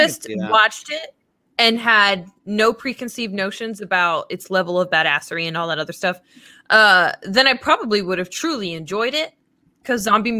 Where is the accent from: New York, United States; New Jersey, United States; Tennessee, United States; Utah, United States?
New Jersey, United States; moved away; and I was raised in Jersey.